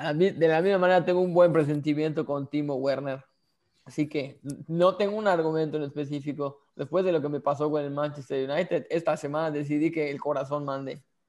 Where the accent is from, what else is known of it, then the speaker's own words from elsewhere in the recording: Yucatán, Mexico; somos yucatecos